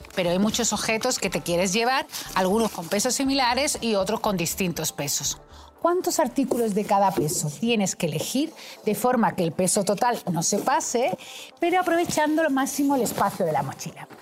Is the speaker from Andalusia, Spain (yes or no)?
yes; Seville, Andalusia, Spain; yo soy matemática y sevillana